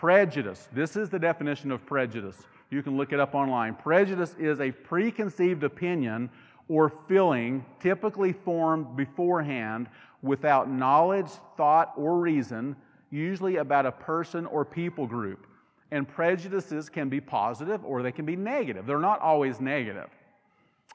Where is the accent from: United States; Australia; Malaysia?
United States; I grew up in Carter County. I've shared that before. I'm a Carter County boy